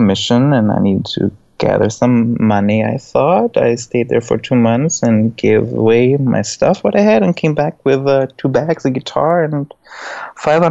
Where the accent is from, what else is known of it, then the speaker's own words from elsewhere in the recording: Black Forest, Baden-Württemberg, Germany; moved away as an adult; also born or lived in Stuttgart, Germany; now in New York, United States; I grew up in Germany in the Black Forest, and then I moved to Stuttgart